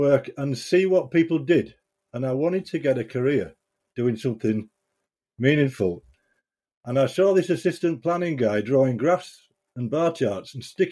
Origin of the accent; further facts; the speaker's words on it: Bridlington, Yorkshire and the Humber, United Kingdom; moved away as an adult; also born or lived in Hessle / Middlesbrough; I was born in Hesle near Hull, and 2 years old moved to Bridlington in East Yorkshire.